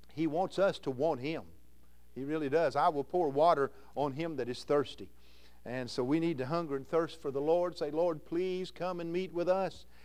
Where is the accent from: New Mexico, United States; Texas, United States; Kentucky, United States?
Kentucky, United States; Louisville; moved away as an adult; now in Iowa, United States; I'm a Kentuckian, born in Louisville, Kentucky